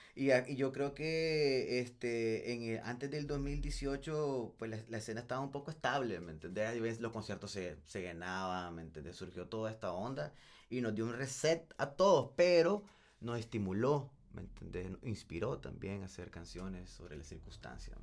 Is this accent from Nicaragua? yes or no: yes; Nicaragua; also born or lived in El Salvador; yo no nací aquí, loco